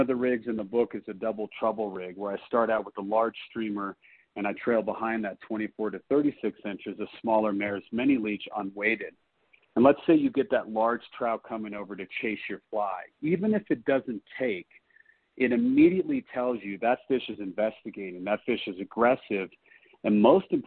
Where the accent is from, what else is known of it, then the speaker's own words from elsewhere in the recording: Colorado Springs, Colorado, United States; being a native to Colorado, I was born and raised in the Springs